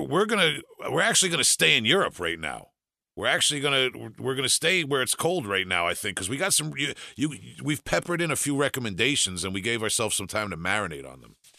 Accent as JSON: {"language": "English", "area": "Long Island", "region": "New York", "country": "United States", "said": "I'm from Long Island, New York"}